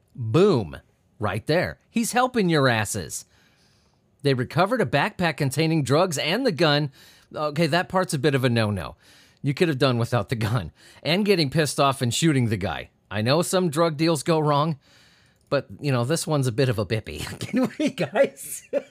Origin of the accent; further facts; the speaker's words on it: near Anaheim, California, United States; I grew up near Anaheim